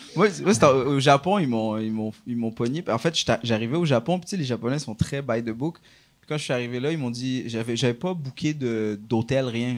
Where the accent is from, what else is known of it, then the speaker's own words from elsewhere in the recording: Laval, Quebec, Canada; je suis de Laval, c'est ma ville